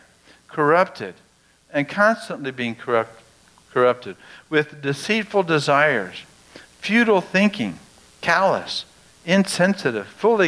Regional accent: United States; we as American Christians

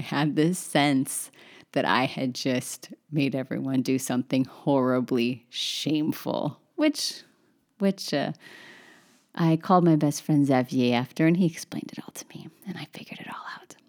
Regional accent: Northern California, United States; I'm from Northern California

